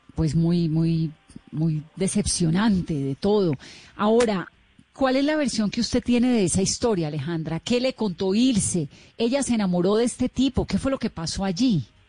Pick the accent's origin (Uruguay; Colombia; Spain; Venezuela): Colombia; como colombiana